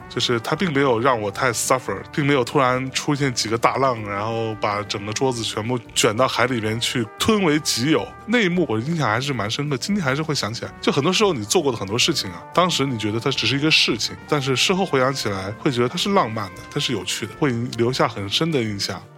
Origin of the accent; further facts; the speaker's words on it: China; 我们中国人